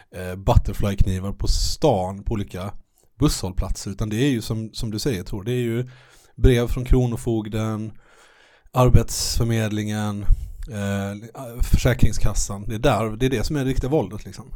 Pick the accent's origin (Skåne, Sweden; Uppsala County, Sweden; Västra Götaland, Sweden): Skåne, Sweden; Malmö; när jag var liten eh, i Malmö